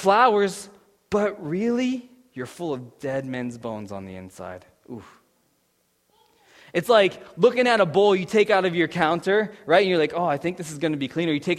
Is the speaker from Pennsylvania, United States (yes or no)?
yes; Pittsburgh, Pennsylvania, United States; moved away as an adult; now in Saskatchewan, Canada